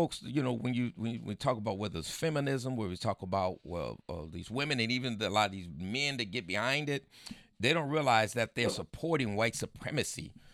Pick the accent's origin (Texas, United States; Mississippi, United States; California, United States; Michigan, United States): California, United States; San Diego; also born or lived in El Centro, California; came here when I was 2 years old, but this is all I know